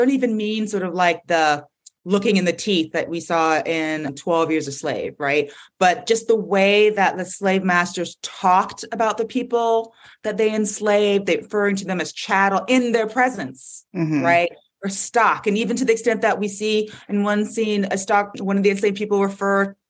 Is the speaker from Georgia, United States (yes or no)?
yes; Atlanta, Georgia, United States; moved away; I'm from Atlanta. I grew up there